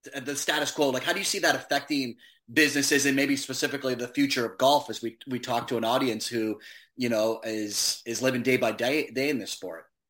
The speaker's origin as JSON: {"language": "English", "town": "Hamilton", "region": "Ontario", "country": "Canada", "tie": "born or raised there", "said": "my hometown of Hamilton"}